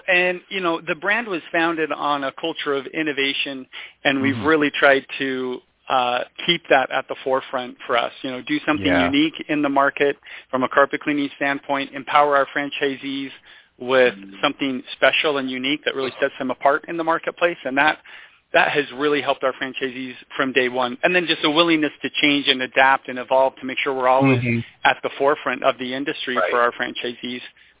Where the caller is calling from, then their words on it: Logan, Utah, United States; I am calling from beautiful Logan, Utah.